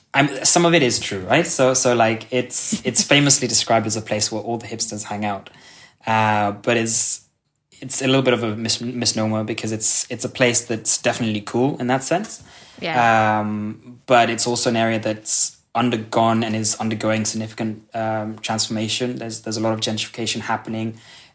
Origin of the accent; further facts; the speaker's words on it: Kenya; moved away as an adult; now in Sønderborg, Denmark; So I grew up in Kenya, where I went to international school, hence the accent.